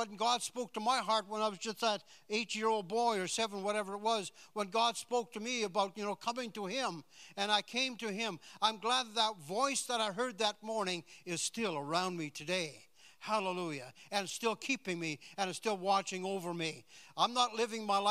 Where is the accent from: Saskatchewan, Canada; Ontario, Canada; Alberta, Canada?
Saskatchewan, Canada; I was born in Saskatchewan, so and we didn't travel very much when I was a kid. And I never left the province until I was, what, about 20?